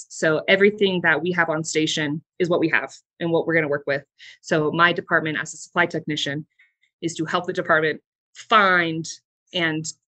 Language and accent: English; Southern California, United States; moved away as an adult; I'm from Southern California